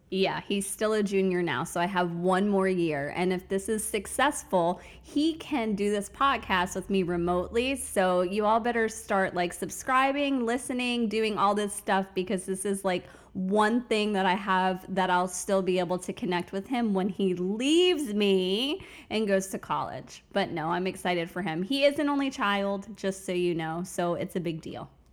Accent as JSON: {"language": "English", "town": "Fort Lauderdale", "region": "Florida", "country": "United States", "tie": "born or raised there", "also_born_or_lived": "Bronx, New York / Tampa, Florida", "lives_now": "Orlando, United States", "said": "I started out in the Bronx, New York. So that's where I'm originally from, but grew up in South Florida in the Fort Lauderdale area"}